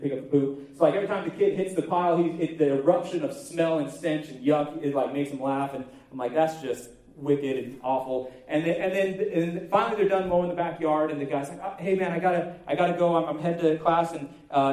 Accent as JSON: {"language": "English", "country": "United States", "said": "I'm American, I live here in the great United States"}